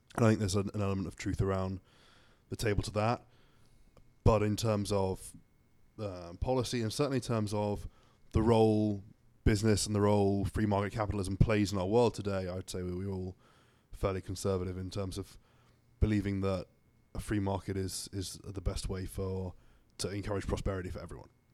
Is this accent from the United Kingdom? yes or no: yes; Suffolk, East of England, United Kingdom; moved away as an adult; now in United States; I'm from Suffolk, England.